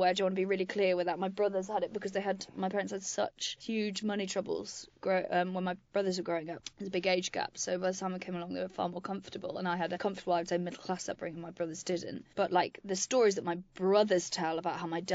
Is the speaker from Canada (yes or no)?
no; Wales, United Kingdom; moved away; I grew up in Wales on a farm